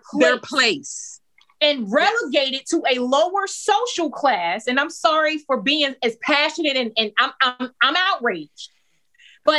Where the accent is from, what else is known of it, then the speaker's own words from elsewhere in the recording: Hillside, New Jersey, United States; the city that I grew up in Hillside, New Jersey.